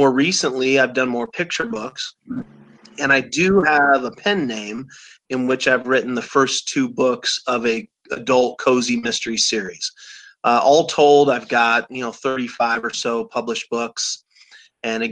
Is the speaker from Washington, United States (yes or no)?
no; Omaha, Nebraska, United States; I grew up in Omaha, Nebraska, still live there